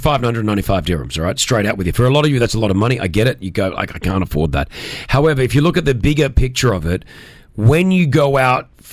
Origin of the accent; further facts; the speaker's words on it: Australia; as an Australian